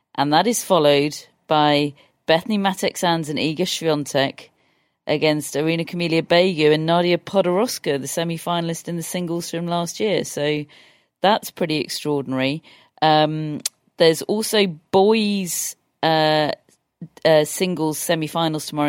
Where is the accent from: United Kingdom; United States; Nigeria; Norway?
United Kingdom; England; we're English